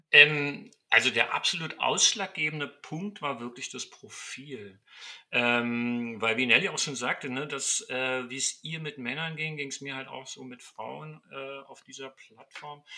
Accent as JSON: {"language": "German", "region": "Berlin", "country": "Germany", "also_born_or_lived": "Leipzig / Halle", "moved": "as an adult", "lives_now": "Dresden, Germany", "said": "ursprünglich, äh, ich komme ich aus Berlin, ne? Bin oh, Berliner."}